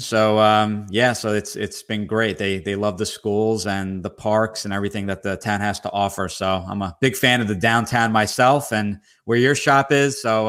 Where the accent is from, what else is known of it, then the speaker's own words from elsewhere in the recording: Somerset, New Jersey, United States; I was from originally from Somerset near New Brunswick, Rutgers University.